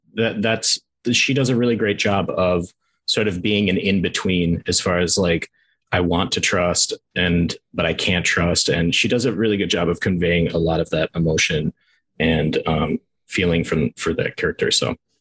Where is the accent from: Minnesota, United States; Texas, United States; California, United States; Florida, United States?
Minnesota, United States; I'm from Minnesota